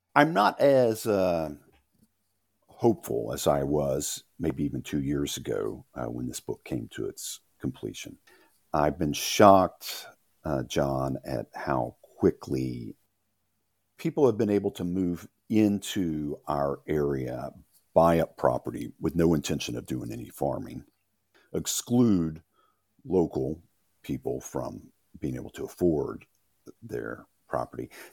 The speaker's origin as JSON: {"language": "English", "region": "Louisiana", "country": "United States", "moved": "as an adult", "lives_now": "Tennessee, United States", "said": "I come from Louisiana, which has a strong sense of place and identity, but I've been in Tennessee since eighty-five when I came up here after college."}